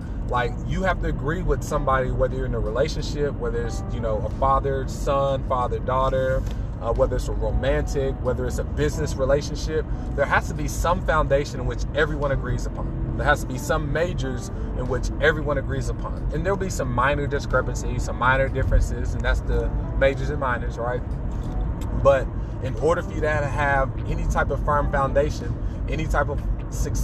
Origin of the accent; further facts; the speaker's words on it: United States; as an American